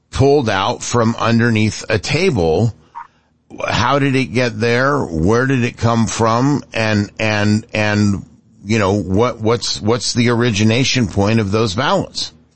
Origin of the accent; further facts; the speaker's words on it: Bay Area, California, United States; I grew up in the Bay Area